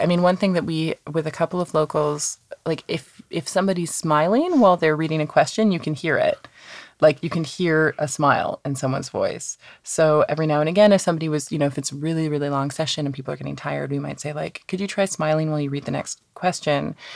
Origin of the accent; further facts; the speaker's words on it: Canada; now in London, United Kingdom; I'm not from London. Originally, I'm from Canada